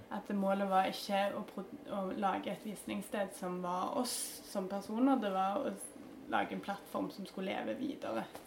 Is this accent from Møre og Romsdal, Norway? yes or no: no; Stavanger, Rogaland, Norway; Jeg begynte jo på Eikanes